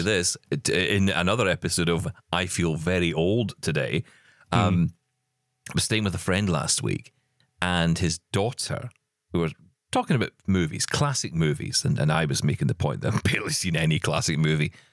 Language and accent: English; Scotland, United Kingdom; I'm Scottish